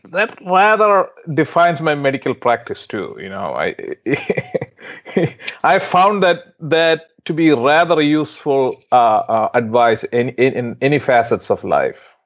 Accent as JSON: {"language": "English", "country": "India", "moved": "as an adult", "said": "I was in India. I came from India, so I was making a decision whether I should come over here or not. It was a big move, right?"}